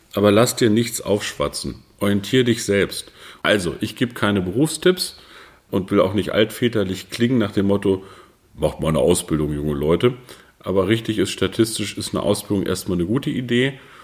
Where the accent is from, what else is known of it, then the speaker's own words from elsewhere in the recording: Peine, Lower Saxony, Germany; moved away as an adult; also born or lived in Brandenburg; Ich komme aus der niedersächsischen Stadt Peine